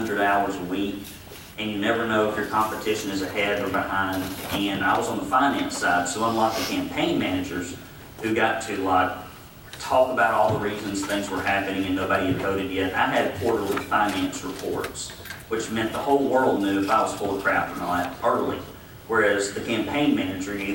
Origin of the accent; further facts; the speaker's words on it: Arab, Alabama, United States; I grew up in Arab, Alabama, exceptionally poor.